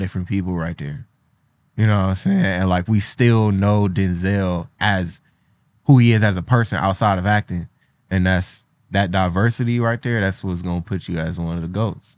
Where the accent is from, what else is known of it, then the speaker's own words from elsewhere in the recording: Cleveland, Ohio, United States; I'm from Cleveland